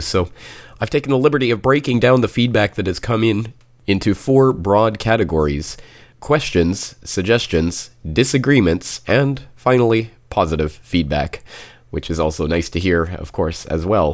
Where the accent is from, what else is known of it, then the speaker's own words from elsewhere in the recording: Calgary, Alberta, Canada; my hometown of Calgary